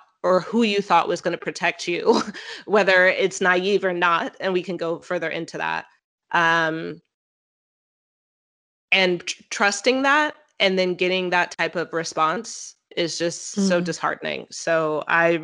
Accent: United States; as an American who is very vocal about our emotions

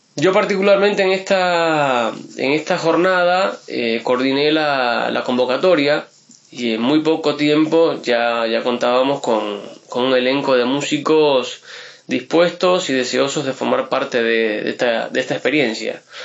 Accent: Río Negro, Argentina

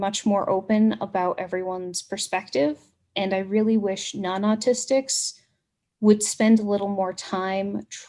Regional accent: United States; accent: American; we're American and we have a different accent

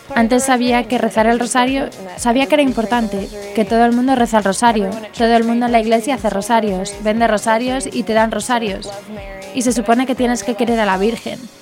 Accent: Arizona, United States; soy de Arizona

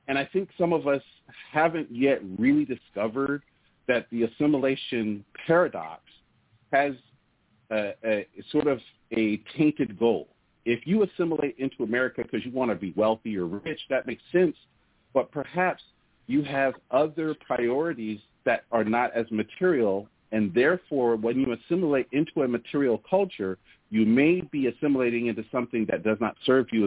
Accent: Portland, Oregon, United States; I grew up in Oregon, Portland, Oregon, to be exact

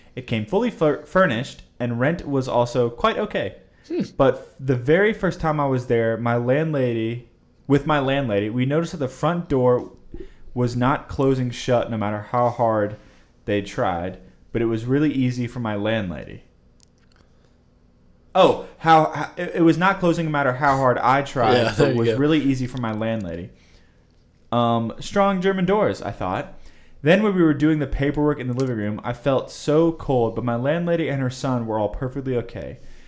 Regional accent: India; moved away as an adult; also born or lived in Virginia; I am from India originally, moved to Virginia to do my master's in Virginia Tech in 2010

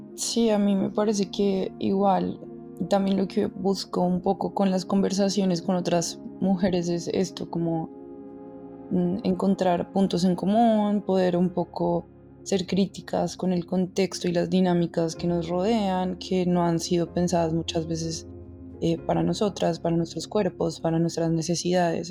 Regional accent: Colombia; moved away; nosotros como colombianos

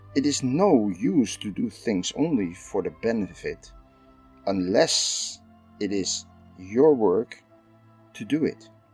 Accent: Netherlands; I'm from the Netherlands

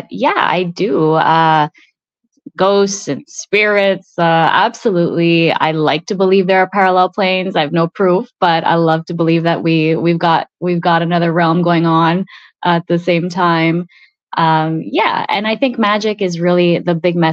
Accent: Montreal, Quebec, Canada; first language Italian; English is a second language; me growing up in Montreal

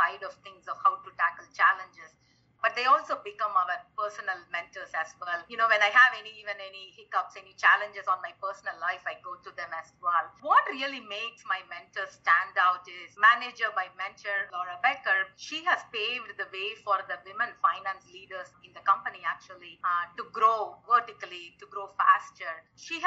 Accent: India; also born or lived in United States / Panama; now in Manila, Philippines; I grew up in India, so it's close to home

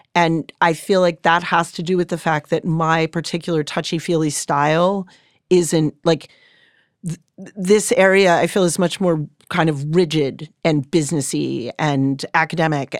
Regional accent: Cambridge, Massachusetts, United States; also born or lived in Pacific Northwest; So I grew up in Cambridge. I grew up in the city of Cambridge

